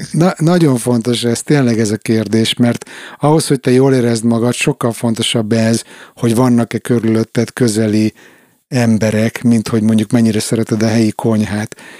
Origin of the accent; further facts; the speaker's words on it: Hungary; now in Stockholm, Sweden; én is magyar vagyok